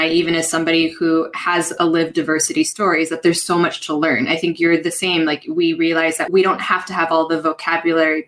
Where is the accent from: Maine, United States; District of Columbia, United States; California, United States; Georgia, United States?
California, United States; moved away as an adult; now in Madrid, Spain; So I'm originally from California. My parents are from the Philippines